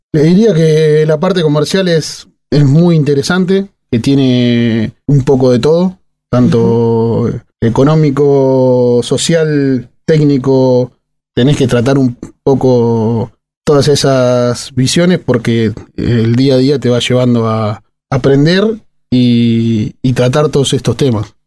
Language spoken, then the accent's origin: Spanish; Madero, Argentina; Hice fútbol de chico en mi pueblo, en Madero. Soy de un pueblo ah, de 2.000 habitantes